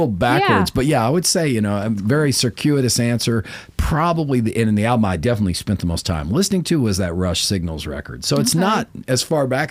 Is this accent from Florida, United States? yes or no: yes; Gainesville, Florida, United States; now in Nashville, United States; that's where I grew up in Gainesville